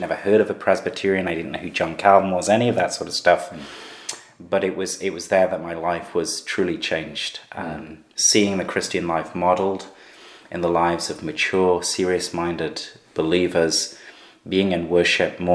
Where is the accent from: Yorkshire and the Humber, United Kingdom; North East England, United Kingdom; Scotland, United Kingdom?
North East England, United Kingdom; Gateshead; also born or lived in Sunderland; I was born in Sunderland, where I'm now planting the church, brought up in Gateshead